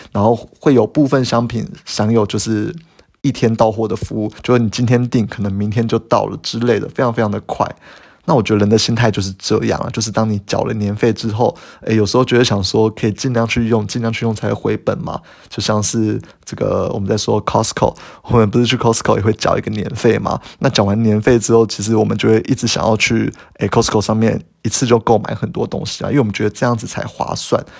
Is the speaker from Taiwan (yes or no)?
yes; Taiwan; 我们台湾人